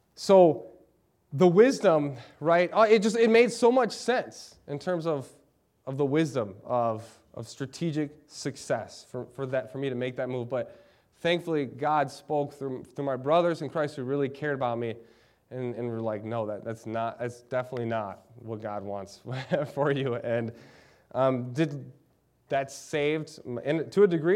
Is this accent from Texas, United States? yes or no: no; Lansing, Michigan, United States; moved away as an adult; now in Eau Claire, United States; I'm from Lansing, Michigan. I love Lansing, Michigan.